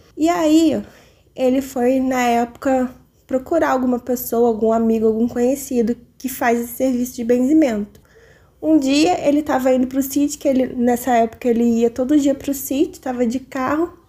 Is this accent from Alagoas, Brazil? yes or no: no; interior of Rio de Janeiro, Brazil; eu sou do interior do Rio de Janeiro